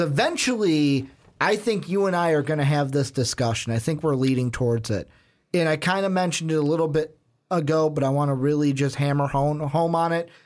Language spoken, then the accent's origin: English; Chicago, Illinois, United States; The city we are from, the big market city we are from